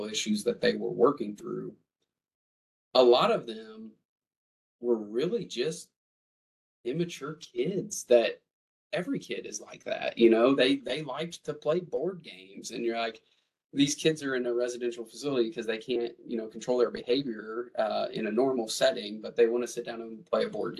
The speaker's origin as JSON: {"language": "English", "town": "Jefferson City", "region": "Missouri", "country": "United States", "tie": "born or raised there", "moved": "as an adult", "lives_now": "Kansas City, United States", "said": "So I grew up here in Jefferson City, actually. That's where I spent my childhood."}